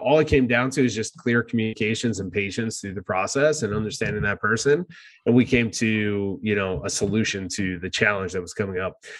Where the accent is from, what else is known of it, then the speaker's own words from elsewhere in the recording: New Jersey, United States; moved away as an adult; now in San Diego, United States; I start talking like I'm from New Jersey, uh, as I am.